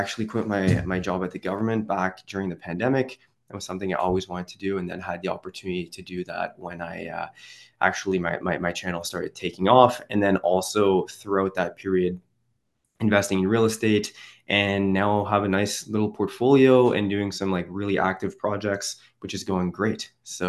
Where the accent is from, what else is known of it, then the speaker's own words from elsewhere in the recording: Quebec, Canada; I'm from the Ottawa region, so the capital of Canada, actually on the Quebec side though. So it's a dual city, kind of split by a river.